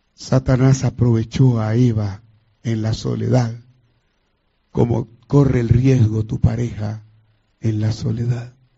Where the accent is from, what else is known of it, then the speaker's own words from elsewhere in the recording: Colombia; llegué de la ciudad de Cali a Bogotá, que es la capital de Colombia.